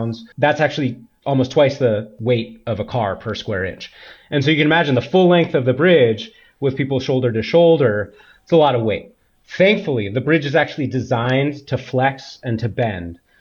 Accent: Berkeley, California, United States; also born or lived in San Francisco; I grew up in Berkeley, and well, between Berkeley and San Francisco

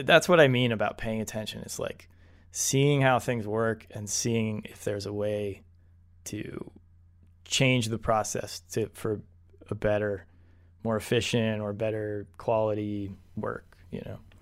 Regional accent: United States; We are two white American dudes

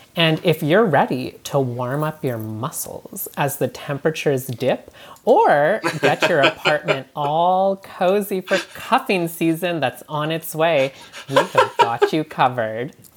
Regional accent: Canada; moved away; I'm from Canada where I grew up

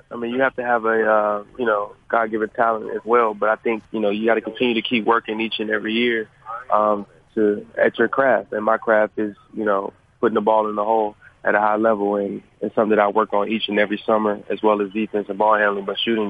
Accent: Roanoke, Virginia, United States; I'm from Virginia, Roanoke, Virginia. It's a smaller town in Virginia.

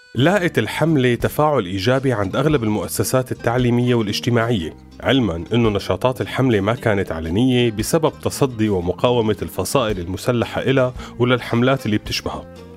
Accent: Syria; نحن سوريين

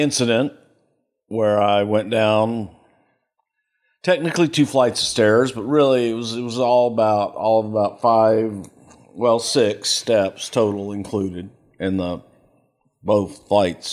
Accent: El Paso, Texas, United States; moved away; also born or lived in Houston, Texas; I grew up in El Paso

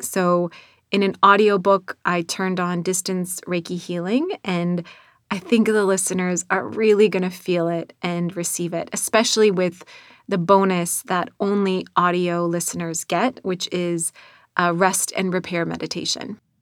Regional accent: North Dakota, United States; accent: North Dakota; moved away; my North Dakota accent that still shines through twenty-plus years later after moving out of North Dakota

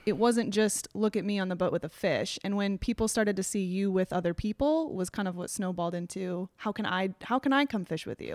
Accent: Nebraska, United States; now in Destin, United States; I'm originally from Nebraska

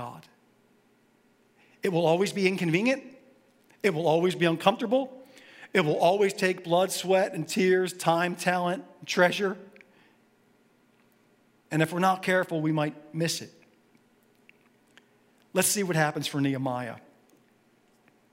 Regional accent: Philadelphia, Pennsylvania, United States; I grew up in Philly, so I bleed green.

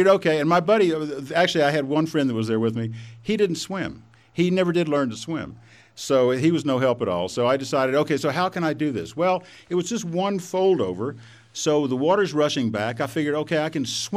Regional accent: Texas, United States; So I grew up in Texas. I still am a Texan. In another 12 seconds, you could probably tell that from my accent

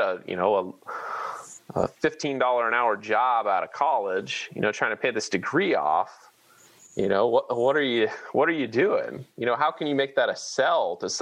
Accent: Manhattan, Kansas, United States; I grew up in Manhattan, and this is a little different than just being a normal state resident

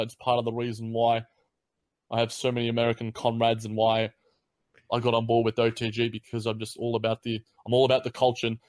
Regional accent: Australia; as an Aussie

